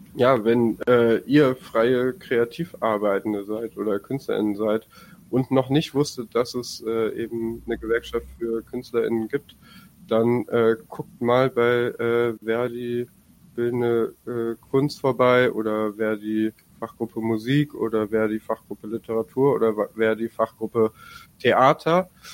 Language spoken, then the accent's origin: German; Bremen, Germany; ich komme aus dem aus aus Bremen und wir haben hier in Niedersachsen Bremen äh, eben genau zu der Frage gerade gearbeitet